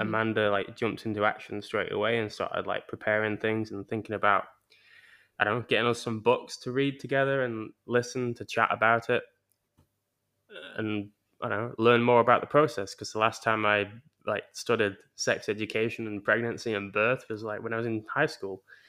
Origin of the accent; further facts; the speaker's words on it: England, United Kingdom; moved away; growing up in England